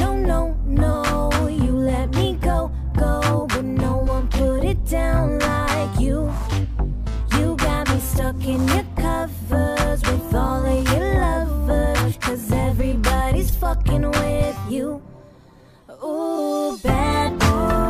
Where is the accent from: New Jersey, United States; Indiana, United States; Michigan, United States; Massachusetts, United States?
New Jersey, United States; we're both from Jersey.